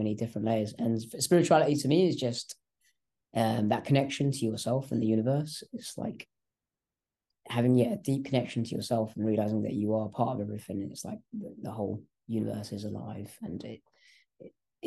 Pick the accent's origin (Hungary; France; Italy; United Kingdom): United Kingdom; England; first language English; also born or lived in Malaysia; I was born in Malaysia. And I came here when I was about 1.5 years old. Okay. And so I grew up in England. I only know how to speak English, really